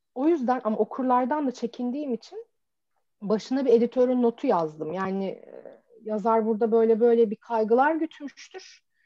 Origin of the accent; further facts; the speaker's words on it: Çorum, Çorum Province, Turkey; ben mesela Çorumluyum ve Çorum'da böyle bizim vardır böyle garip kelimelerimiz